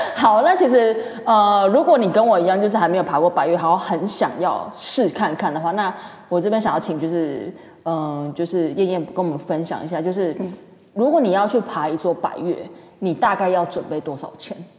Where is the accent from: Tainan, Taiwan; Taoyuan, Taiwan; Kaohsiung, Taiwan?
Kaohsiung, Taiwan; now in Taipei, Taiwan; 我是高雄人